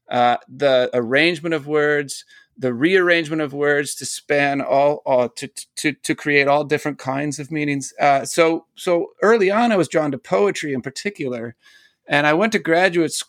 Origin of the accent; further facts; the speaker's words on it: South Bend, Indiana, United States; moved away; I grew up in South Bend